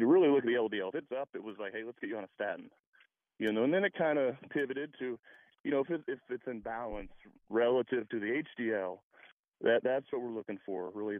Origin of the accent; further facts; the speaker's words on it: Kansas City, Missouri, United States; now in Bradenton, United States; I grew up in Kansas City